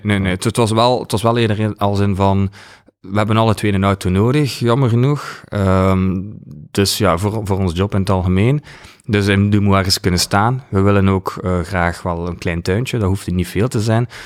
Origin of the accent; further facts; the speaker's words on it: Ghent, Flanders, Belgium; moved away as an adult; now in West Flanders, Belgium; Van Gent. Ik ben uh, naar West-Vlaanderen. Een van de weinigen